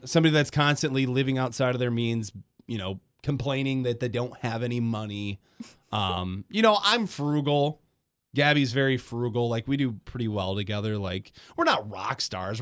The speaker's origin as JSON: {"language": "English", "town": "Grand Rapids", "region": "Michigan", "country": "United States", "also_born_or_lived": "Detroit Metro", "moved": "as an adult", "said": "I'm from Grand Rapids. I moved to Detroit Metro when I was eighteen"}